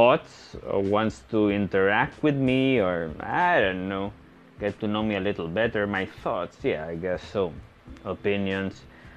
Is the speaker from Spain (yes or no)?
yes; Spain; moved away as an adult; also born or lived in Portugal / Netherlands / China; now in Philippines; born in Spain and living in the Philippines. I'm Spanish Filipino. I'm both. My father Spanish, my mom Filipina, and I've been living in the Philippines for 7 years now.